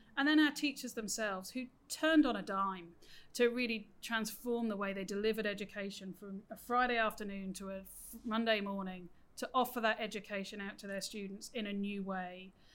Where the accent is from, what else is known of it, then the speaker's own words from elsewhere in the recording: United Kingdom; moved away as an adult; now in New South Wales, Australia; as my accent gives away, I grew up in the UK